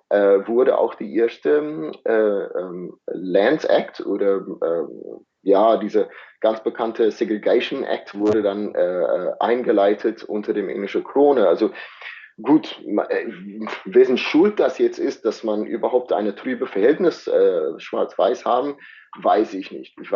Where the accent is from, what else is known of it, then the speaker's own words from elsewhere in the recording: South Africa; Die Inder, die sind auch ähm, in, gerade in der Region, wo ich herkomme, die größte, zweitgrößte Bevölkerungsgruppe außerhalb Indien.